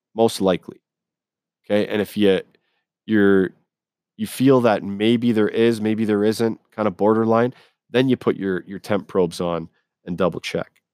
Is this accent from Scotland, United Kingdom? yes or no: yes; Scotland, United Kingdom; now in Canada; I was born in Scotland overseas. Okay. So I've grown up around Scottish, English, Irish.